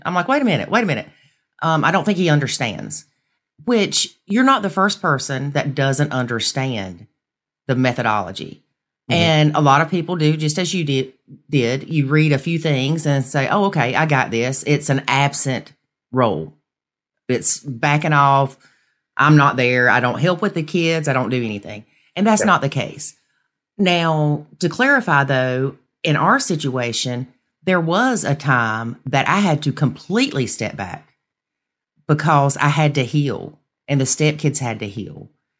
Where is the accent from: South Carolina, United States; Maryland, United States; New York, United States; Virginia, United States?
South Carolina, United States; South Carolina.